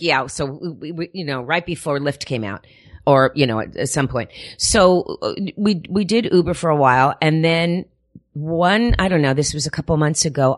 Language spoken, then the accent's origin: English; Miami, Florida, United States; moved away; also born or lived in Paterson, New Jersey; was raised in Miami, Florida